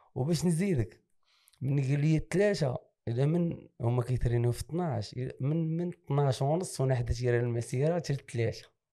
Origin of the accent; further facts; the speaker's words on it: Safi, Marrakesh-Safi, Morocco; انا ابن مدينه اسفي زاديت في حي